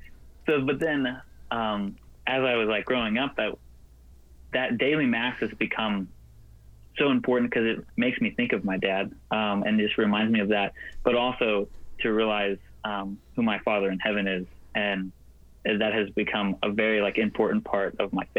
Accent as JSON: {"language": "English", "town": "Knoxville", "region": "Tennessee", "country": "United States", "tie": "born or raised there", "moved": "as an adult", "lives_now": "Nashville, United States", "said": "I'm from Knoxville, Tennessee, and I've grown up here most of my life"}